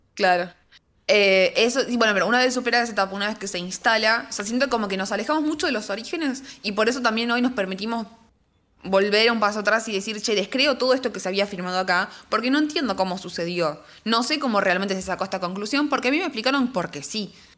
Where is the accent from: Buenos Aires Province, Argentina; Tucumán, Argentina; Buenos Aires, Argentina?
Tucumán, Argentina; cuando sos de Tucumán